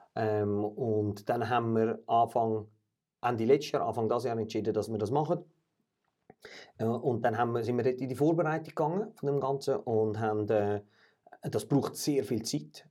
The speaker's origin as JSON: {"language": "German", "country": "Switzerland", "said": "wir als Schweizer"}